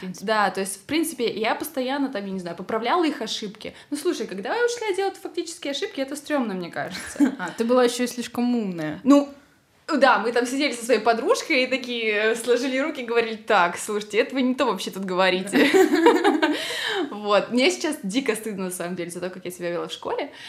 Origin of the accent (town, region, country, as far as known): Pavlodar, Pavlodar Region, Kazakhstan; born or raised there; moved away as an adult; also born or lived in Karaganda, Kazakhstan / Tomsk, Russia / Voronezh, Russia